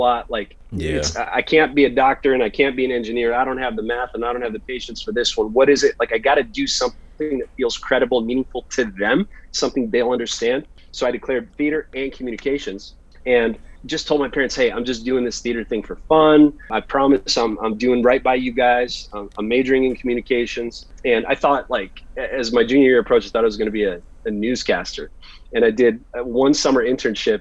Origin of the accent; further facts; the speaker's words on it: Turlock, California, United States; also born or lived in Chicago, Illinois; when I was 10 years old, I moved from Chicago to a place called Turlock, California